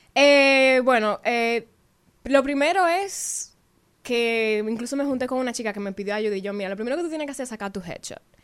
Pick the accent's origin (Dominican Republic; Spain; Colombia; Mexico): Dominican Republic; Santiago; yo soy de Santiago